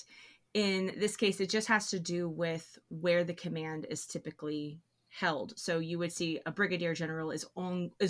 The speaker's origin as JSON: {"language": "English", "country": "United States", "accent": "American", "said": "I'm really American, if you can't tell by my accent."}